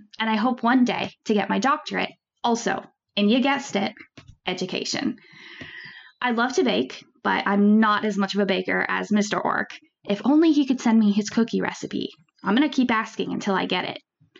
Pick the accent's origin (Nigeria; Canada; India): Canada; moved away as an adult; now in England; I moved to England almost 5 years ago to begin my dream job of being an English teacher. Yes, a Canadian teaching English in England.